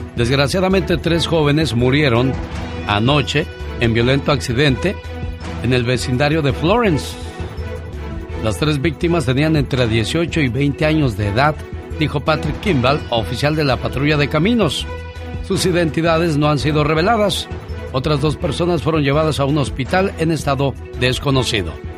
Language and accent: Spanish; Mexico City, Mexico; now in United States; un día salí de la Ciudad de México, pero el DF nunca salió de mí